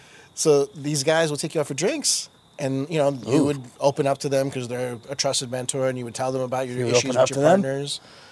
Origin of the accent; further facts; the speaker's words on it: New Jersey, United States; also born or lived in India; As a kid, immigrant, I was born in India. I know earlier we said born and raised in Jersey.